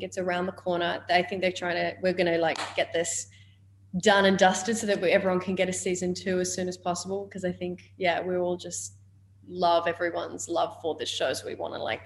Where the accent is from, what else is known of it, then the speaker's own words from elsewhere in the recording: Australia; accent: Australian; my Australian accent